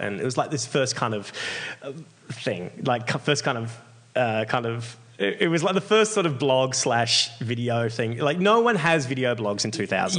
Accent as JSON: {"language": "English", "country": "Australia", "said": "I'm this Australian guy"}